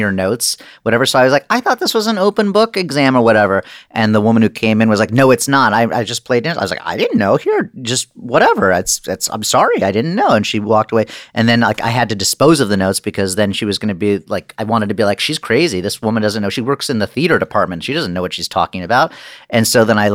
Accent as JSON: {"language": "English", "town": "Los Angeles", "region": "California", "country": "United States", "tie": "born or raised there", "said": "I grew up here in Los Angeles"}